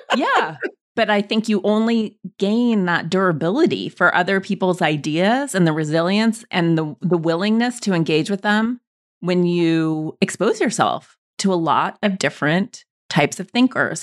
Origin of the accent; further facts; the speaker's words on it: Montana, United States; we landed in Montana, small Jewish community